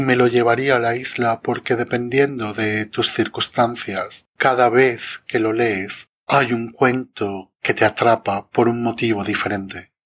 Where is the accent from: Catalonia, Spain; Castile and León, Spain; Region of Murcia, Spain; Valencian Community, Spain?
Valencian Community, Spain; Jávea; en Javea en mi pueblo